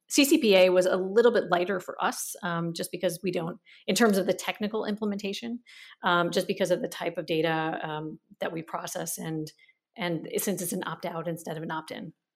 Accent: United States; moved away as an adult; also born or lived in San Francisco / Germany; now in Berlin, Germany; I grew up in America

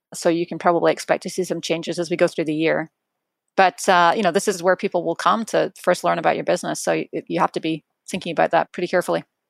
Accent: Edinburgh, Scotland, United Kingdom; moved away; my hometown is Edinburgh

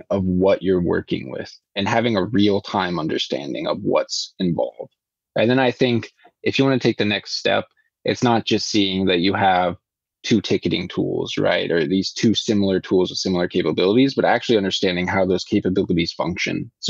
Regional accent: Iowa, United States; now in Sweden; growing up, I really liked growing up in Iowa.

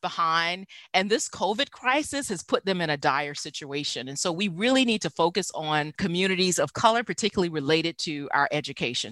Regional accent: the South, United States; moved away; I grew up in the South

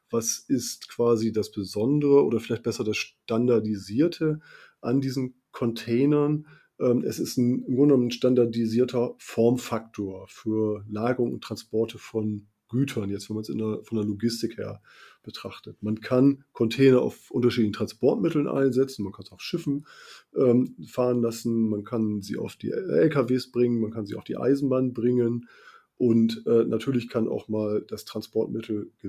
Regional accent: Bremen, Germany; ich komme ja nun ähm, ein bisschen von der Küste. Ich komme aus Bremen und ähm, da ist ja die Nordsee nicht weit, da ist Bremerhaven nicht weit, Hamburg ist nicht weit.

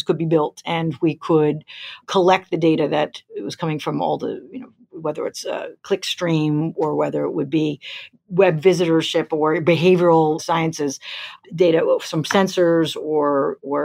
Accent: New York, United States; moved away as an adult; came back to New York, my hometown

